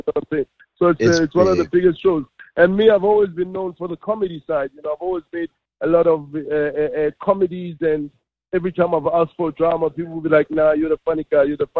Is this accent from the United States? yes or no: no; South Africa; growing up in Gassi, especially, you know, township in South Africa